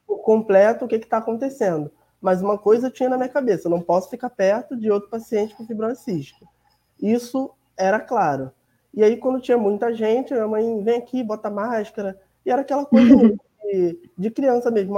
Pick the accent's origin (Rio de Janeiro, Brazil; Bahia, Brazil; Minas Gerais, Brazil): Rio de Janeiro, Brazil; sou do Rio de Janeiro, moro em Milópolis, na Baixada Fluminense